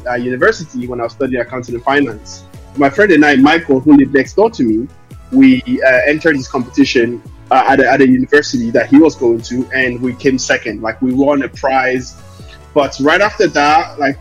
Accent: Lomé, Maritime, Togo; also born or lived in Dublin, Ireland; now in London, United Kingdom; I'm from Lomé, Togo. I was born and raised in Lomé, and I moved to Dublin, Ireland in 2005. So I born in Togo, raised in Ireland

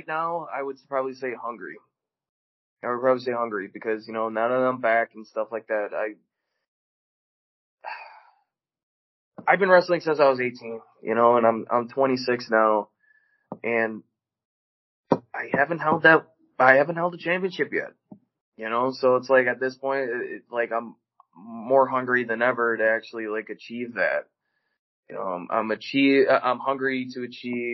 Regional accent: Chicago, Illinois, United States; moved away as an adult; now in St. Louis, United States; I was born and raised in Chicago. I lived in Chicago until I was 19

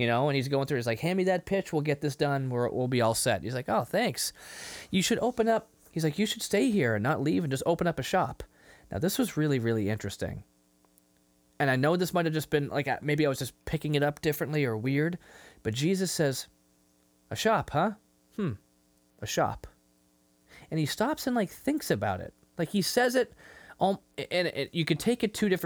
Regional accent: Lynn, Massachusetts, United States; I grew up in Lynn

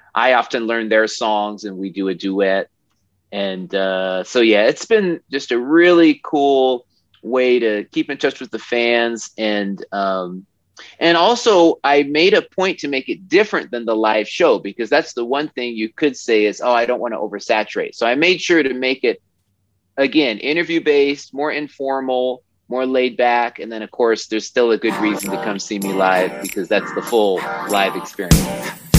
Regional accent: Oregon, United States; I'm from Oregon, and uh, you know I grew up there

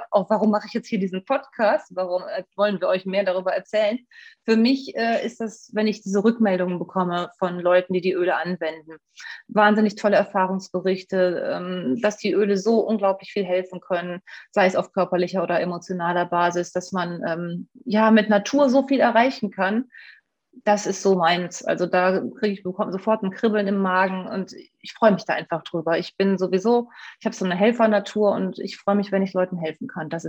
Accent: Rhineland, Germany; born there; now in Essen, Germany; Ich lebe jetzt seit 20 Jahren in Essen, bin äh, gebürtiges Rheinlandpflänzchen.

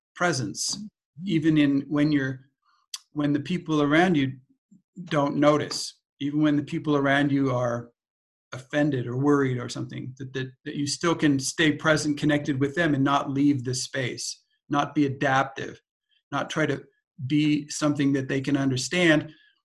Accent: California, United States; we grew up in California

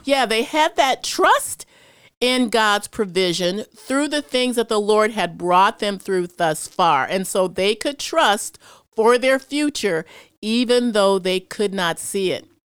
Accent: Chicago, Illinois, United States; I'm from Chicago, and so I've seen a lot of stuff growing up there

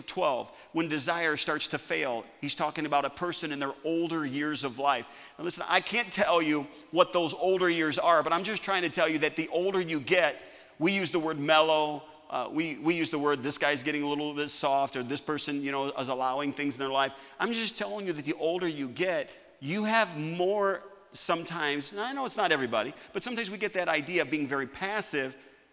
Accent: United States; I'm an American.

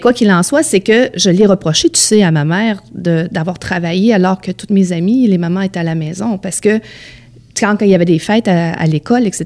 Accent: Beauce, Quebec, Canada; j'ai grandi dans la Beauce.

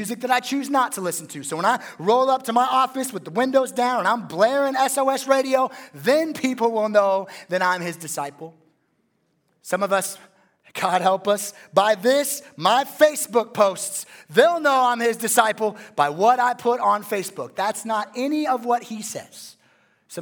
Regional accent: West Coast, United States; I'm a West Coast guy.

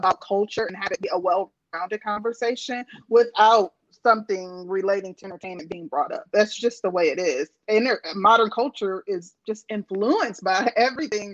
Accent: Midwest, United States; growing up, I was raised in the Midwest

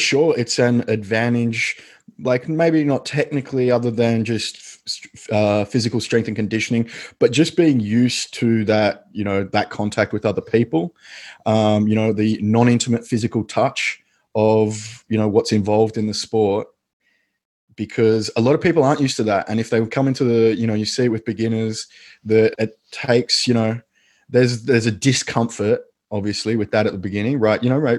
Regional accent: Australia; which I now kind of think of as typically Australian, that sports upbringing where we just did everything

